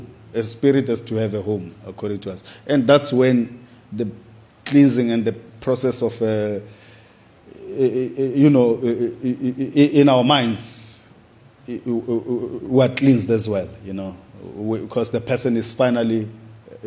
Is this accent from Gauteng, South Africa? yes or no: yes; Soweto, Gauteng, South Africa; when I was growing up in Soweto